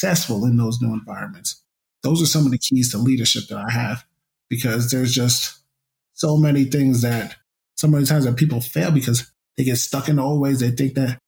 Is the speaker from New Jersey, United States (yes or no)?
yes; Woodbridge, New Jersey, United States; my hometown of Woodbridge, New Jersey